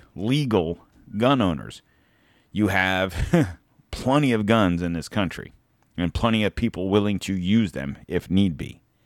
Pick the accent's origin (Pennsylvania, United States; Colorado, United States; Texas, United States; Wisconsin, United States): Pennsylvania, United States; now in Florida, United States; I was born in Pennsylvania, but I've lived here long enough